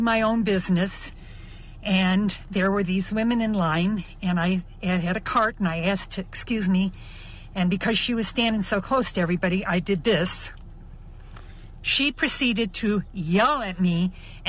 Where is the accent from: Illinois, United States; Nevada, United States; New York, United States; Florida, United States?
Illinois, United States; Chicago; I'm almost 75, but I'm from Chicago